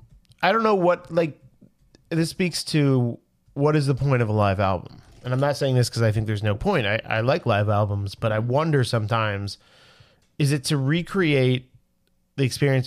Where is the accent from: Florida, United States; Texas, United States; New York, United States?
New York, United States; I'm from New York.